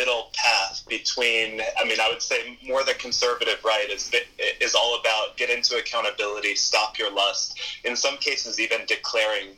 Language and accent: English; East Coast, United States; I grew up on the East Coast, and my father was a pastor